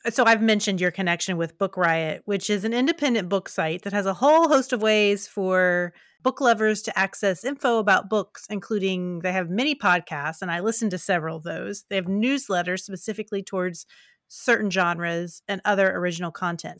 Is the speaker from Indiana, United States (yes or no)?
no; West Virginia, United States; moved away; also born or lived in Kentucky; I'm from West Virginia, my family's from West Virginia, I lived in rural Kentucky for a while